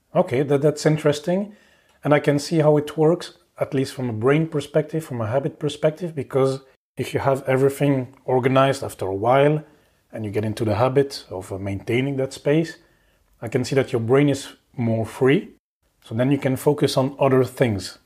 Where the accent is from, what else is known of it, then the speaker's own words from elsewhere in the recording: Belgium; moved away as an adult; also born or lived in Oslo, Norway / Paris, France; now in Luxembourg; I'm from Belgium, so yeah, I've moved a bit around.